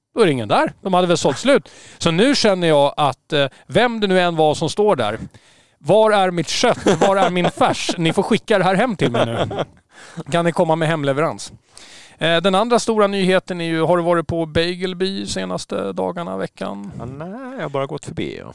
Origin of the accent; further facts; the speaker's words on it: Stockholm, Stockholm County, Sweden; now in Åland, Finland; jag är ju från Stockholm